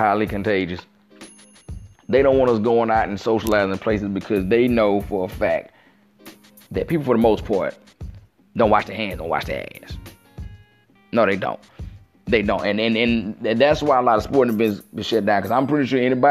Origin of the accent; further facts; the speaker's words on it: Mississippi Gulf Coast, United States; I'm from the Mississippi Gulf Coast